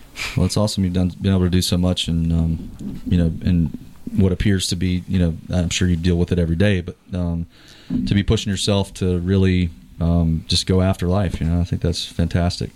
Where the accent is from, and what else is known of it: Moore County, North Carolina, United States; born or raised there; also born or lived in Chesapeake, Virginia